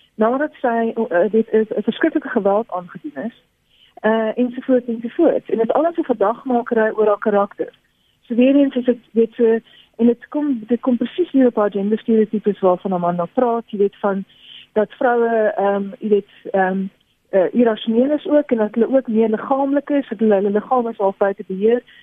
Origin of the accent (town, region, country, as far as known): South Africa